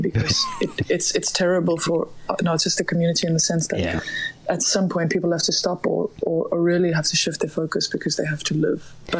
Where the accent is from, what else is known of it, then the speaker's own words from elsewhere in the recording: Johannesburg, Gauteng, South Africa; I grew up in Johannesburg, and there used to be a little guitar club every second week